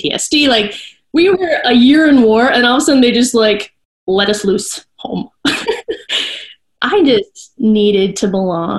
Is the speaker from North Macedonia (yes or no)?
no; Minnesota, United States; I'm from Minnesota.